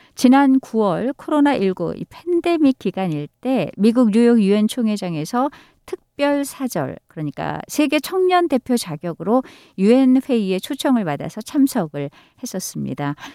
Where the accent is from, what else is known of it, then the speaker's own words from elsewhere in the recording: South Korea; 한국인으로서 자랑스럽기만 하네요